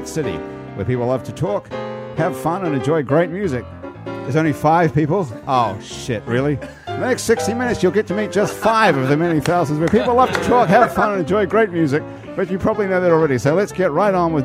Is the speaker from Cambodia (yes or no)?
no; New Zealand; moved away; I'm from New Zealand